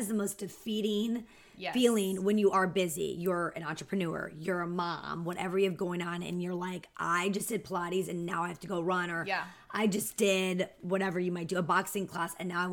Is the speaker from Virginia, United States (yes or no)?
yes; Northern Virginia, United States; moved away as an adult; also born or lived in Newport News, Virginia; now in Charlotte, United States; I grew up in Northern Virginia